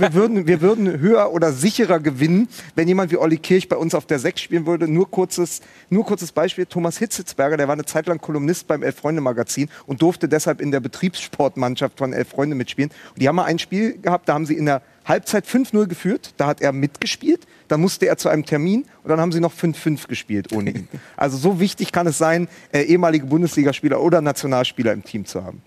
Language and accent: German; Berlin, Germany; Ich bin ja gebürtiger Berliner